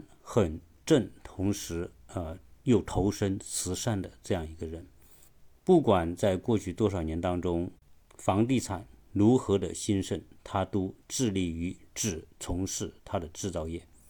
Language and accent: Chinese; China; 我们中国人都是非常熟悉的。